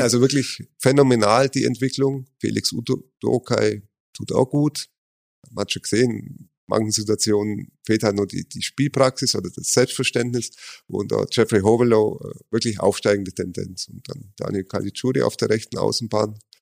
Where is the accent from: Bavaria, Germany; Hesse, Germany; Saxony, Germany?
Bavaria, Germany; Augsburg; gebürtiger Augsburg